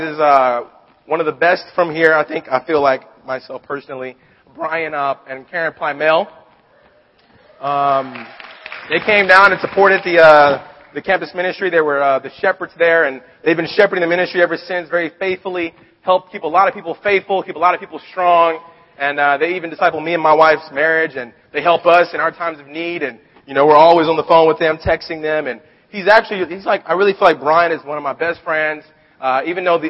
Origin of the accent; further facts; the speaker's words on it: Long Beach, California, United States; I'm from Long Beach